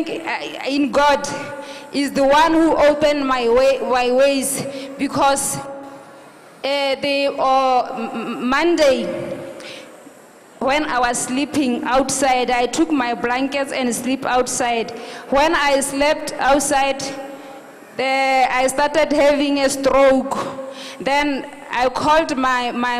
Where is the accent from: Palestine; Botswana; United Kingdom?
Botswana; I'm from Botswana